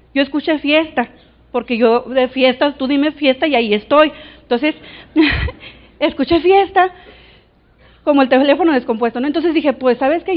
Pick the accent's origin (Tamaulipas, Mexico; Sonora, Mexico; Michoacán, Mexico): Sonora, Mexico; Navojoa; Nací, nací en Navojoa